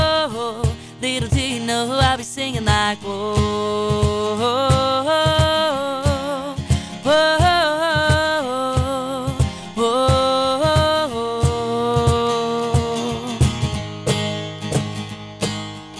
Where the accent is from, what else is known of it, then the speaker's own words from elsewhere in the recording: Londonderry, New Hampshire, United States; Who's your hometown? Londonderry.